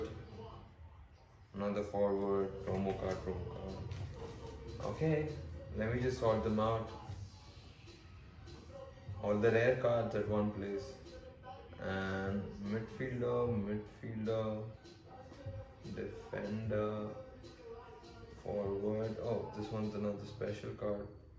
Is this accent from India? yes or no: yes; India; accent: Indian; me and my Indian accent